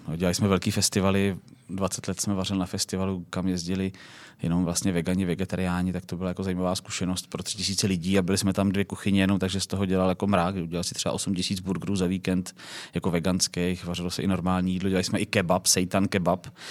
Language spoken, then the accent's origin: Czech; Plzeň, Plzeň Region, Czechia; jsem z Plzně, z západu Čech